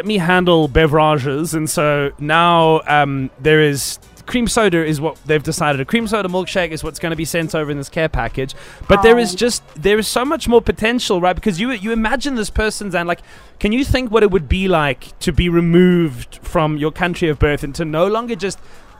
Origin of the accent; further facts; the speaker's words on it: South Africa; We love our country and we love to feel as South African as possible